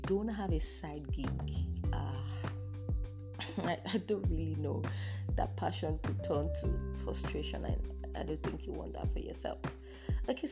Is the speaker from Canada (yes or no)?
no; Nigeria; as a Nigerian, I'm a typical Nigerian girl